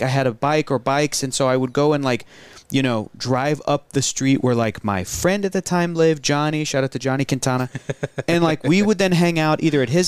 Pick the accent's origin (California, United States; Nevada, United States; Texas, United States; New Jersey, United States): California, United States; Southern; growing up in Southern California